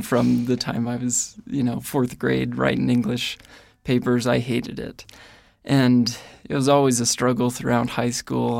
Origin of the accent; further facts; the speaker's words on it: Ohio, United States; moved away as an adult; now in Rexburg, United States; I grew up in Ohio